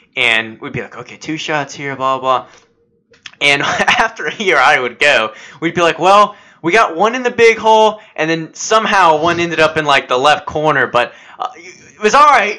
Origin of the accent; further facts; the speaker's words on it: United States; as an American